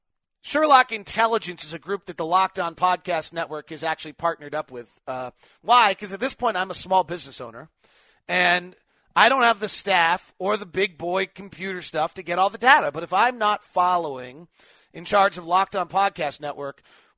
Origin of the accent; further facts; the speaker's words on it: Perth, Western Australia, Australia; Hey, David, I'm from Perth, Western Australia.